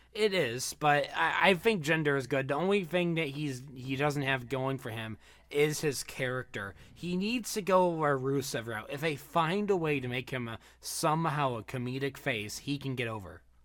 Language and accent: English; Michigan, United States; I'm from Michigan